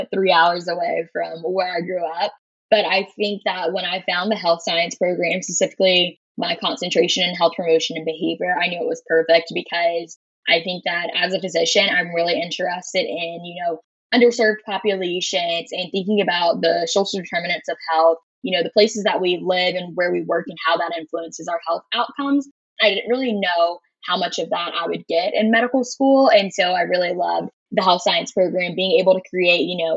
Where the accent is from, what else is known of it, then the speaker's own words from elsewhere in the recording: Florence, South Carolina, United States; Born and raised in South Carolina, originally from Florence, South Carolina